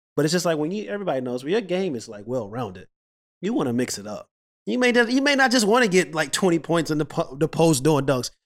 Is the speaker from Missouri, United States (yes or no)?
yes; St. Louis, Missouri, United States; I'm from Saint Louis.